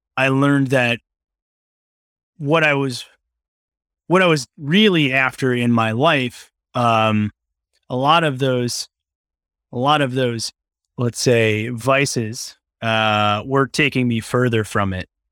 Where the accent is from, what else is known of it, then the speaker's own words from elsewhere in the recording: Long Island, New York, United States; also born or lived in Brooklyn, New York; I grew up on Long Island in New York